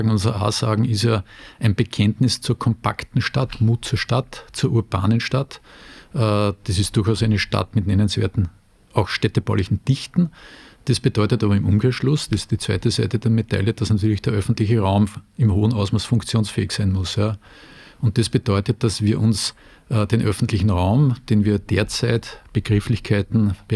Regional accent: Salzburg, Austria; born there; als geborener Salzburger muss ich sagen, die Steigung der Argentinier schreckt mich

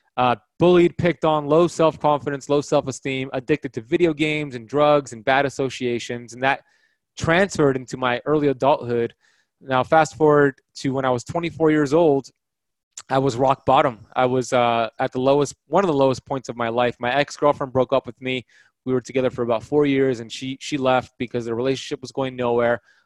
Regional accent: Miami Beach, Florida, United States; Growing up in Miami, Florida, Miami Beach, Florida, my parents immigrated in the 1970s from Iran

